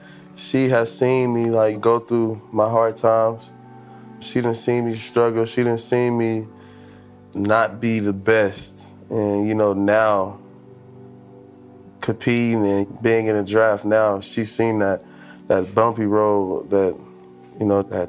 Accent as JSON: {"language": "English", "town": "DeSoto", "region": "Texas", "country": "United States", "tie": "born or raised there", "also_born_or_lived": "Irving, Texas", "said": "I was born in Irvin, raised in the DeSoto area."}